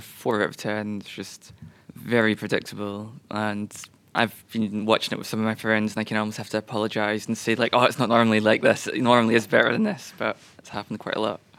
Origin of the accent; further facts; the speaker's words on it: Scotland, United Kingdom; being a Scotsman